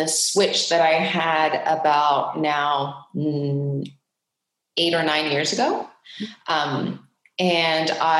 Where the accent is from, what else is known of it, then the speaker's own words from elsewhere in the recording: Geneva, Switzerland; now in California, United States; I was born and raised in Geneva, Switzerland